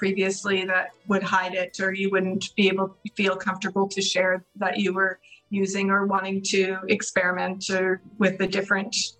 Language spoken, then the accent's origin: English; Burns Lake, British Columbia, Canada; Kim and I both grew up in Burns Lake